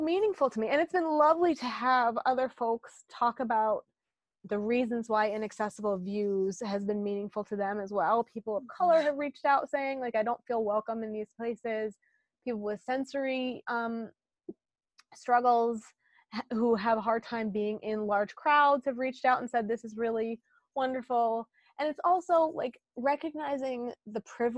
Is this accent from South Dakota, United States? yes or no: yes; South Dakota, United States; moved away; I grew up in South Dakota